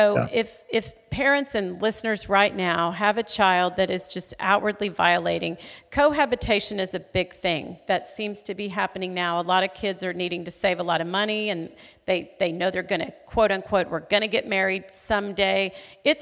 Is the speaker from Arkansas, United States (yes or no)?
yes; Fort Smith, Arkansas, United States; now in Tulsa, United States; my hometown of Fort Smith, Arkansas